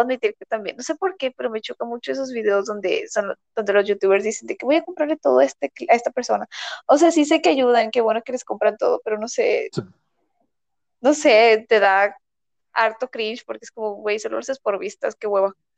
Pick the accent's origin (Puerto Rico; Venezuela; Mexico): Mexico; ya decimos que somos de México